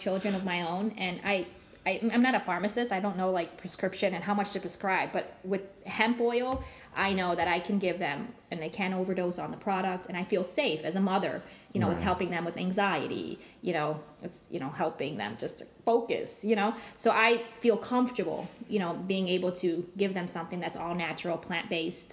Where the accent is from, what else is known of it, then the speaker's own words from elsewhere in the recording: Ohio, United States; moved away as an adult; now in Charleston, United States; I was born and raised in Ohio. We moved to Charleston, South Carolina about 15 years ago